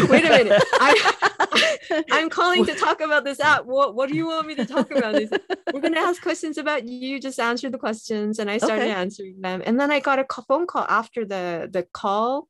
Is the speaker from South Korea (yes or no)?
yes; South Korea; moved away as an adult; also born or lived in Canada; I grew up in Korea